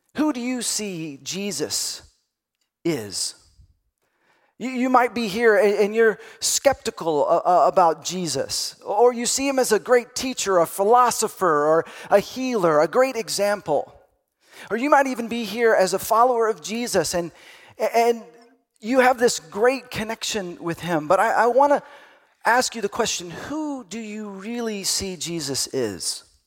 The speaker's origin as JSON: {"language": "English", "region": "Texas", "country": "United States", "tie": "born or raised there", "said": "I grew up in Texas, and so I went to Sunday school"}